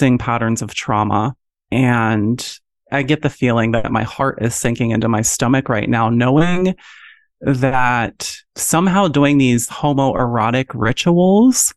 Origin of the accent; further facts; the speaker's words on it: Pennsylvania, United States; I grew up in Pennsylvania